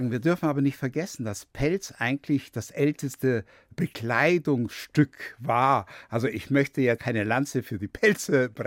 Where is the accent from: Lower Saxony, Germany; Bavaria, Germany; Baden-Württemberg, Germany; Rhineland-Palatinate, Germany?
Bavaria, Germany; Munich; Ich habe mich sehr wohl als Bayer und Münchner gefühlt, aber einen deutschen Pass anzunehmen war für mich schwierig.